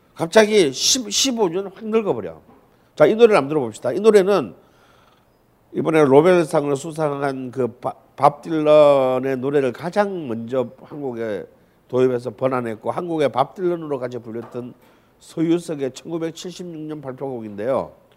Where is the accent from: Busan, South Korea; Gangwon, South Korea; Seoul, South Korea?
Busan, South Korea; 부산이 고향인 저로서는